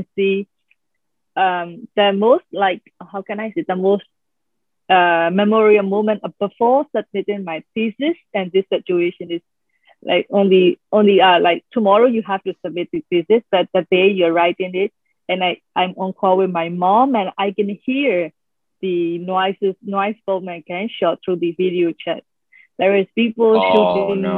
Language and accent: English; Myanmar; born or raised there; moved away as an adult; also born or lived in Netherlands